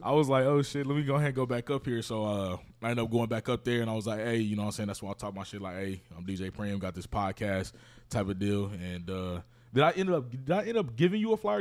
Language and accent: English; Kansas City, Missouri, United States; I'm from Kansas City